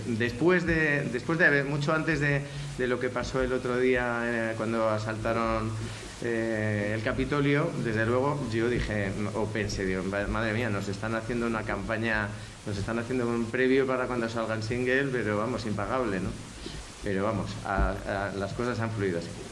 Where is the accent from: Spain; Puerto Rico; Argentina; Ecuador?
Spain; como español